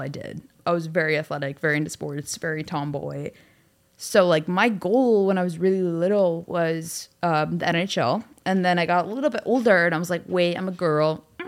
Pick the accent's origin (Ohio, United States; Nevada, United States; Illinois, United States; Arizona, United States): Ohio, United States; Cleveland; moved away as an adult; also born or lived in Costa Rica; now in Los Angeles, United States; my dad's job moved us to Cleveland, and so I grew up mostly in Cleveland, Ohio